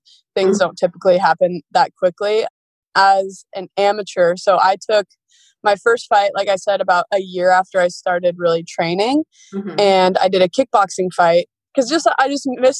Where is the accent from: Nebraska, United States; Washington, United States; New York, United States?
Washington, United States; I grew up in Washington State. I've been here my whole life